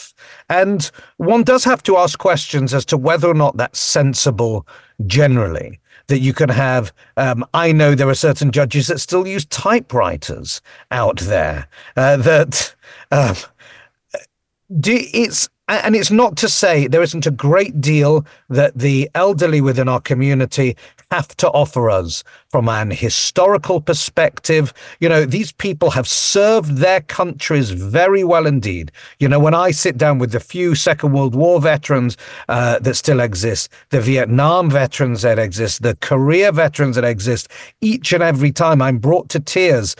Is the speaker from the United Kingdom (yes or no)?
yes; United Kingdom; now in United States; I'm from Britain originally